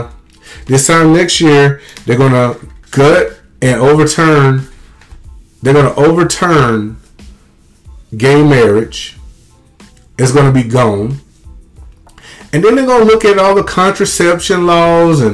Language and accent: English; Mississippi, United States; I have a lot of people growing up in Mississippi who loved me as a kid